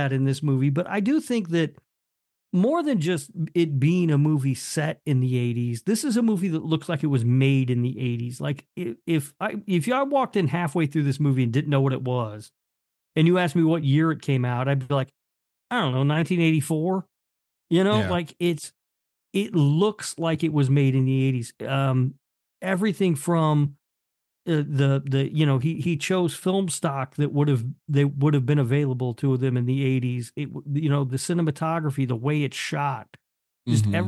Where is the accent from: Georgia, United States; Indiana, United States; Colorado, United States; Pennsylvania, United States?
Indiana, United States; Indianapolis; when I was growing up in Indianapolis